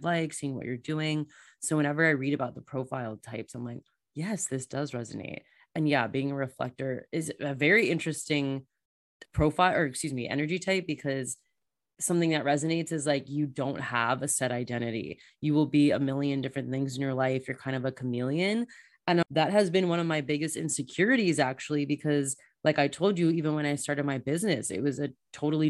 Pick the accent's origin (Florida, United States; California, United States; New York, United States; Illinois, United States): Florida, United States; moved away as an adult; also born or lived in Germany / Australia; I'm from Florida.